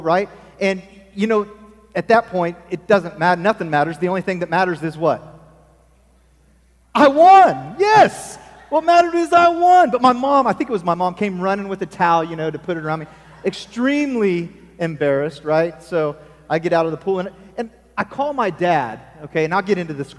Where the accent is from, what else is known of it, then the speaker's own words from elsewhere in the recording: Falls City, Nebraska, United States; moved away; I grew up in Nebraska